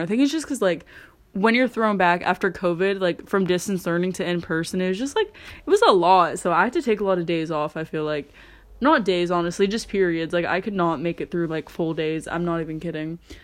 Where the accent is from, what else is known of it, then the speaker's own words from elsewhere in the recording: California, United States; growing up in California